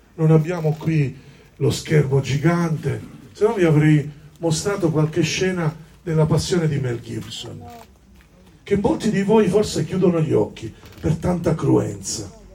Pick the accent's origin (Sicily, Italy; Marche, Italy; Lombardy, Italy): Sicily, Italy; sono del sud, no? sono siciliano